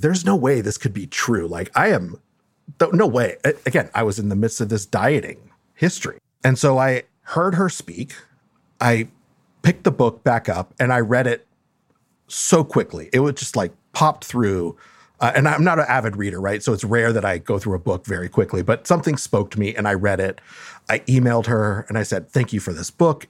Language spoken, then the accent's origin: English; Los Angeles, California, United States; also born or lived in Mexico; li-, li-, lived in L A almost my whole life.